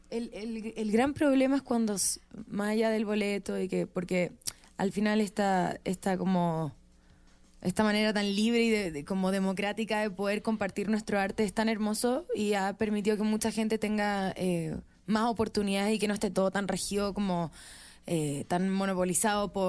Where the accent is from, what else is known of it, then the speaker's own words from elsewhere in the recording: Viña del Mar, Valparaíso, Chile; Sí, soy de Viña.